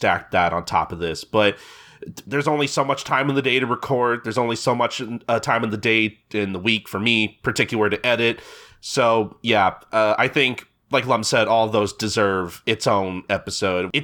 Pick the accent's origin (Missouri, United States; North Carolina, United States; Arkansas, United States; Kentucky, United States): Missouri, United States; St. Louis; my hometown of St. Louis